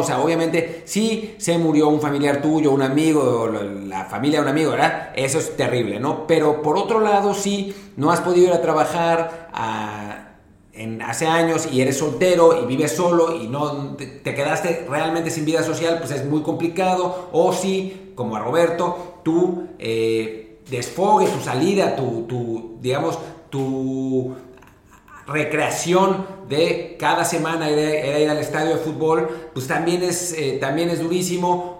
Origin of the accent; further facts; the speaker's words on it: Mexico City, Mexico; moved away as an adult; also born or lived in Los Angeles; now in Spain; me fui de México hace 14 años